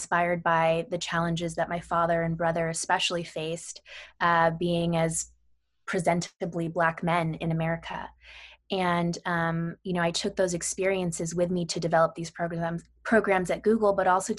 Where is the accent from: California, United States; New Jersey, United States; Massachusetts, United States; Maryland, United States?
California, United States; Sacramento; I grew up in Sacramento, California